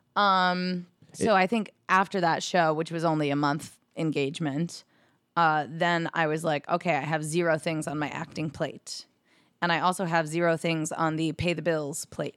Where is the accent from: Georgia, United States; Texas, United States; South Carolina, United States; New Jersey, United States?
New Jersey, United States; moved away as an adult; now in New York City, United States; living in New Jersey, close to my hometown